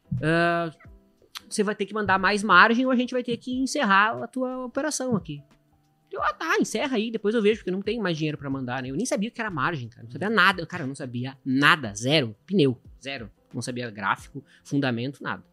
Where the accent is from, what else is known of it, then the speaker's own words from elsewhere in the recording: Caxias do Sul, Rio Grande do Sul, Brazil; moved away as an adult; also born or lived in Porto Alegre; sou de Caxias do Sul